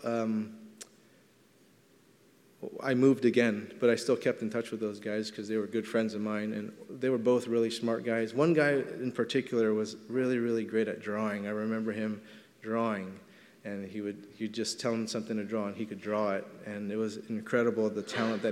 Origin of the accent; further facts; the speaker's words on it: Los Angeles, California, United States; I grew up in Elysian Park in Los Angeles, right by Dodger Stadium